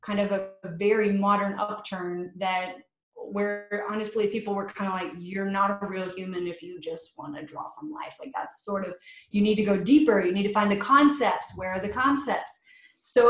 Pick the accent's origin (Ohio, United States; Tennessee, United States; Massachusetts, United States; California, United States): Tennessee, United States; Johnson City; moved away; also born or lived in Nashville, Tennessee / Chattanooga, Tennessee; I started out in Johnson City. That was my hometown